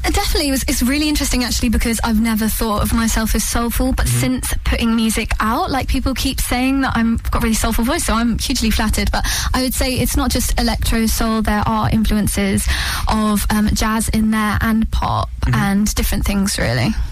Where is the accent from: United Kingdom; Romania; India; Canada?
United Kingdom; London; moved away as an adult; now in Suffolk, United Kingdom; I grew up in London, obviously went to the Brit School, um, and then my parents moved out to Suffolk